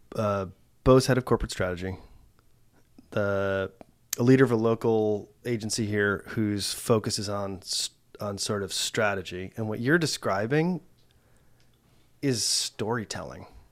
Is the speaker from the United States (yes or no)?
yes; United States; I grew up in the States